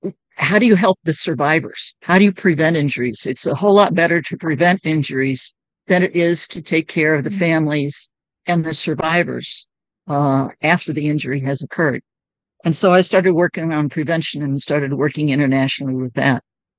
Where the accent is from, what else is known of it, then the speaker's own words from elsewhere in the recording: United States; So I had Uganda on my right. I was from the United States. Zambia was on my left.